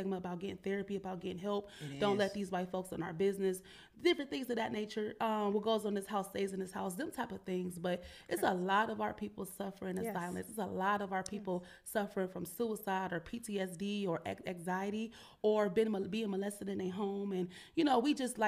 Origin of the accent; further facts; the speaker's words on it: Cleveland, Ohio, United States; now in Columbus, United States; I'm originally from Cleveland